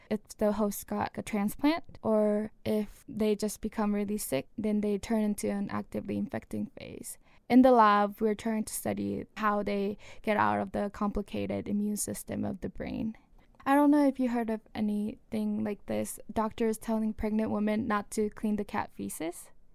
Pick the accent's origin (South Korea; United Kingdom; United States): South Korea; moved away; I grew up in Korea, South Korea